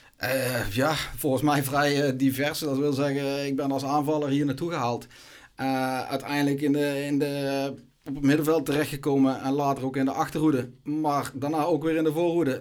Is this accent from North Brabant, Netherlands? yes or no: yes; Gemert, North Brabant, Netherlands; mijn club waar ik vandaan kom, eh, in Gemert